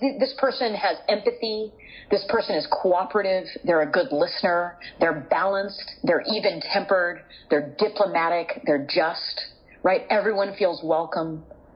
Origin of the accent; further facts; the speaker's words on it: California, United States; I'm from California